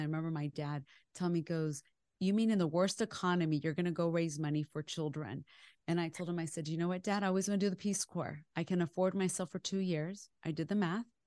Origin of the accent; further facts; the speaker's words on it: West Texas, United States; also born or lived in Chihuahua, Mexico (parents' origin); I am a girl that was born in West Texas